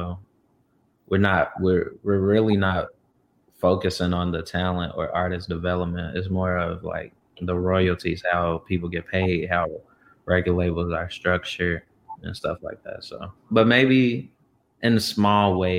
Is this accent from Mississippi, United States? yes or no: no; Louisville, Kentucky, United States; moved away as an adult; also born or lived in Chicago; I'm in my hometown, Louisville, Kentucky